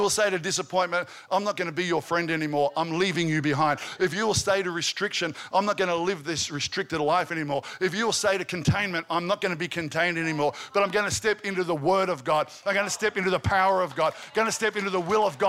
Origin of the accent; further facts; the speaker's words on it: Albury, New South Wales, Australia; I grew up in Albury. Albury's a country town